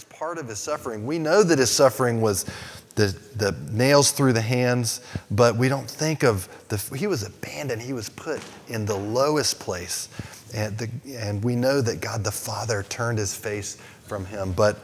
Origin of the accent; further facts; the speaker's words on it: United States; I grew up in America